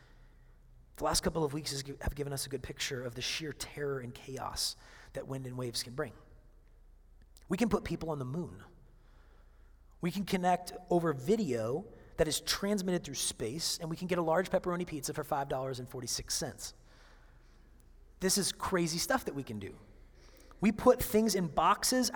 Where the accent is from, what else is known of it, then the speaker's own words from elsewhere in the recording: Seattle, Washington, United States; moved away; I come from Seattle